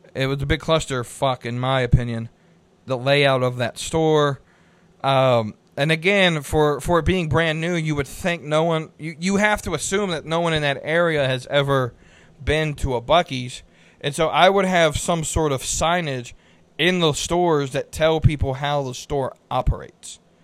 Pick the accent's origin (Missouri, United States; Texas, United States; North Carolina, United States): North Carolina, United States; Concord; also born or lived in Salisbury, North Carolina; I grew up in Concord, which is just north of Midland